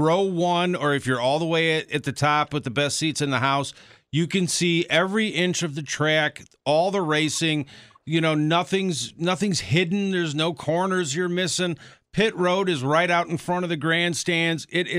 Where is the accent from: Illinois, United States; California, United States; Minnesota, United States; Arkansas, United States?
Illinois, United States; Chicago; moved away as an adult; now in Milwaukee, United States; it's my hometown track. Being from the Chicago area, I've only been up here in Milwaukee 5 years.